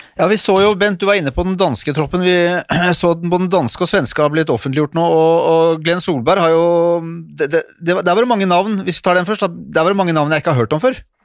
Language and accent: Norwegian; Norway